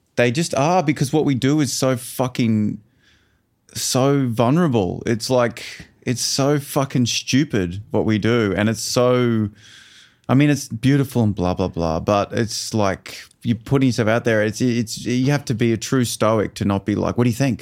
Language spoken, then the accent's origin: English; Toowoomba, Queensland, Australia; also born or lived in Brisbane; we grew up in Toowoomba